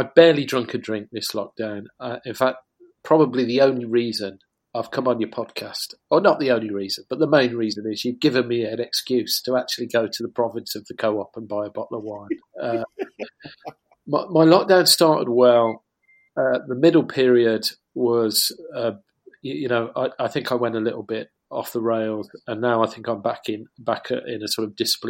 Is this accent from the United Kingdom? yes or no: yes; Kidderminster, West Midlands, United Kingdom; I was brought up in Worcestershire in a small town called Kidderminster, and I've just moved back near there in Bewdley.